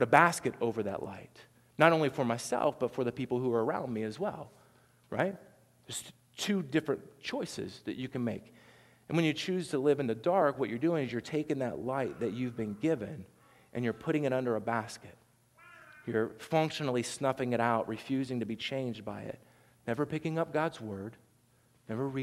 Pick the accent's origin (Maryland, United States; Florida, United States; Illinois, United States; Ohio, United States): Ohio, United States; Southern; accent: twang; I'm from Southern Ohio, and so there's a little twang to mine